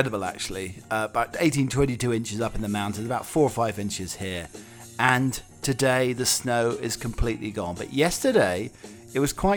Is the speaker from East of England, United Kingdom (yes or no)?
yes; Norwich, East of England, United Kingdom; my hometown club, Norwich City